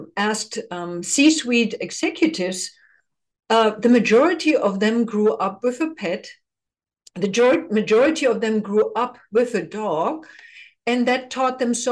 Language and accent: English; Germany; now in United States; I come from the Eastern Bloc, just like you. So in East Germany, never had a dog. I was not allowed to get a dog